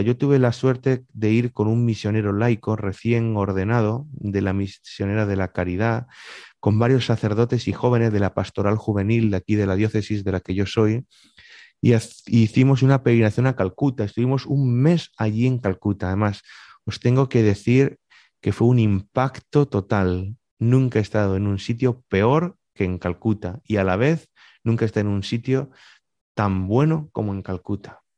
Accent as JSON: {"language": "Spanish", "town": "Murcia", "region": "Region of Murcia", "country": "Spain", "said": "Yo soy de Murcia"}